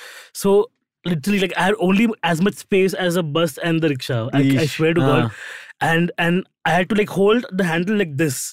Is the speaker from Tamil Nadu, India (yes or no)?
no; Bhayandar, Maharashtra, India; I'm cycling to Bayandar, my hometown, and it's a very, like, Bayandar also has very narrow lanes where, like, fucking one bus can only go.